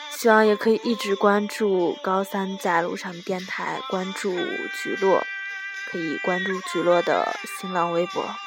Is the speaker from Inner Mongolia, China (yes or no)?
yes; Inner Mongolia, China; 我是内蒙古人